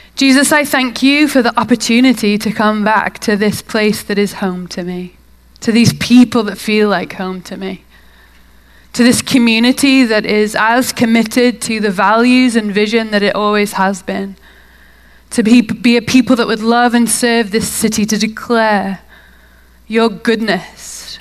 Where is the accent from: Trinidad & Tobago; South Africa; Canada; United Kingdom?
United Kingdom; now in Salt Lake City, United States; Originally, I'm from the UK. It might be a bit of a tell from my accent.